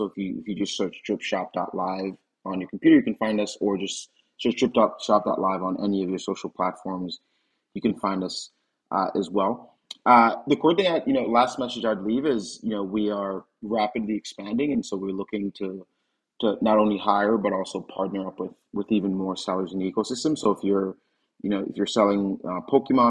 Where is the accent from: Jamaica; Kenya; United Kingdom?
Jamaica; I grew up playing cricket in Jamaica